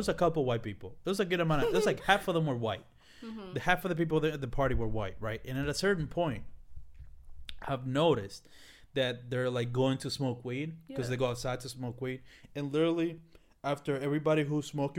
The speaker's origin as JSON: {"language": "English", "country": "Dominican Republic", "moved": "yes", "lives_now": "United States", "said": "the fact that I came from the Dominican Republic, came to this country, is something that I'm just, I don't see what the problem is."}